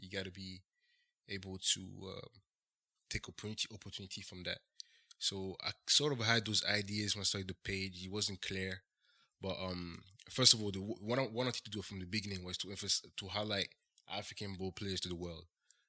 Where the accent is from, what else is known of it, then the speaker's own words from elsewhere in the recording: Benin; So, I'm from Benin.